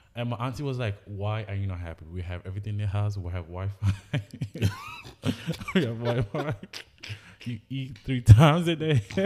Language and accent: English; Anambra, Nigeria; now in United States; I grew up in Anambra with my grandmother